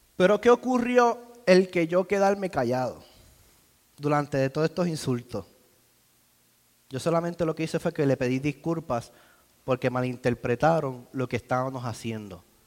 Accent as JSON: {"language": "Spanish", "country": "Puerto Rico", "moved": "yes", "lives_now": "United States", "said": "soy boricua. y hablamos distinto."}